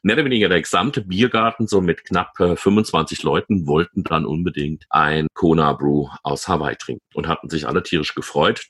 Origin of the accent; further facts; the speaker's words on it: Rüsselsheim, Hesse, Germany; accent: Hessian; meine Heimatstadt Rüsselsheim